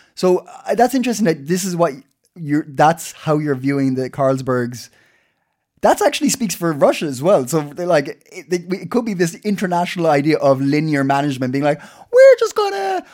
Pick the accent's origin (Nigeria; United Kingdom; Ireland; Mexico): Ireland; now in Denmark; I'm Irish.